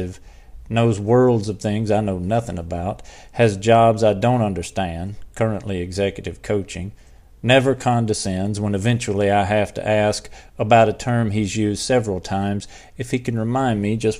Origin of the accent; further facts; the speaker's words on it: Mississippi, United States; moved away as an adult; now in Glendale, United States; I'm from Mississippi